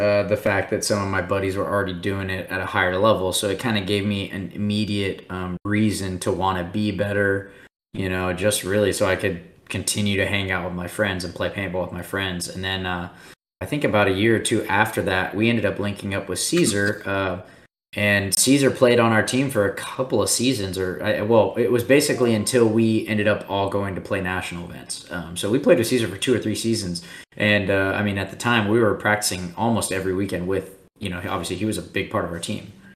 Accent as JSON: {"language": "English", "town": "Austin", "region": "Texas", "country": "United States", "tie": "born or raised there", "said": "I was born in Austin"}